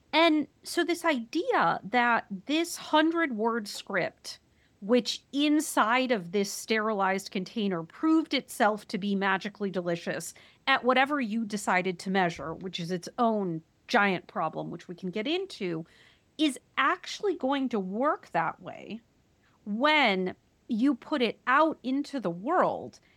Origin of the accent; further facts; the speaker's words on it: Wisconsin, United States; I'm from Wisconsin